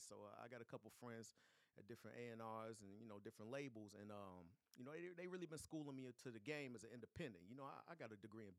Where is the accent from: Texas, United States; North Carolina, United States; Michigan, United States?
Michigan, United States; Battle Creek; also born or lived in Detroit; You know, I'm from Detroit and Battle Creek, but I rep Battle Creek.